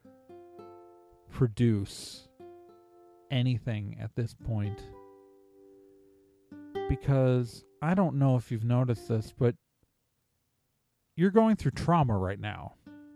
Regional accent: Milwaukee, Wisconsin, United States; also born or lived in Chicago; I was born in Chicago, grew up mostly in Milwaukee

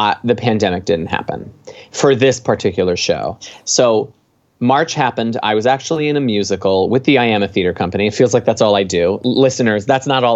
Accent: Long Island, New York, United States; moved away as an adult; also born or lived in Buffalo; now in Los Angeles, United States; I grew up on Long Island originally

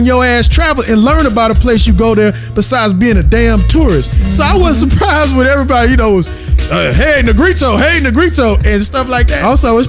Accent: United States; But where I was born in the States

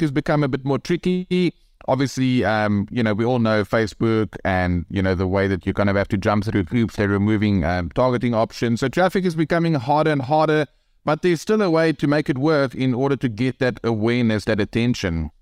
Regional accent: South Africa; accent: South African; I'm from Africa

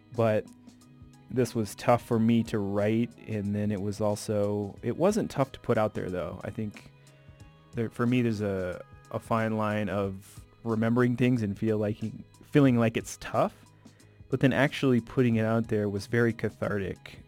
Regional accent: Bloomington, Illinois, United States; moved away; my most vivid memories as a kid growing up in the Midwest

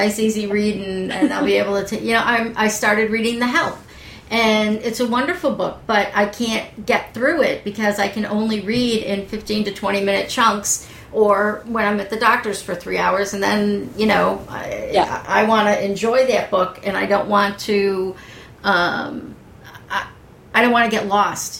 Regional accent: East Coast, United States; where I grew up on the East Coast where everything is green

